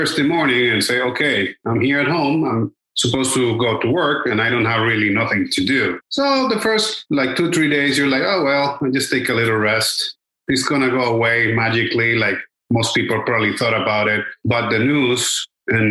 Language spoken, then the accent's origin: English; Cali, Valle del Cauca, Colombia; moved away as an adult; also born or lived in Bogota, Colombia / Manizales, Colombia / Los Angeles, United States; now in Miami, United States; I was born and raised in Cali, Colombia, South America